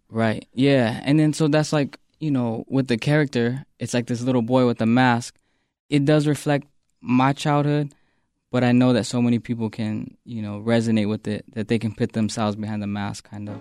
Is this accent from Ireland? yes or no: no; Phoenix, Arizona, United States; now in Chicago, United States; West Phoenix is very like, you know, you think West Coast